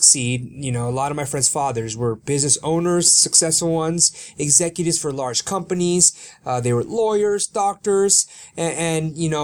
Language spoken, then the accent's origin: English; Sacramento, California, United States; first language Korean; English is a second language; I was born in Sacramento, California